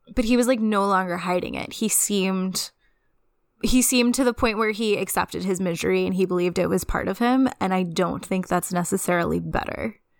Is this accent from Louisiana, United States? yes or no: yes; Louisiana, United States; I'm from Louisiana